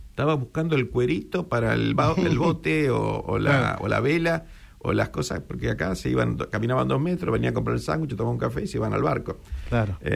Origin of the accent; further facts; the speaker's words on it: San Isidro, Buenos Aires Province, Argentina; Somos del Bajo, somos del Bajo.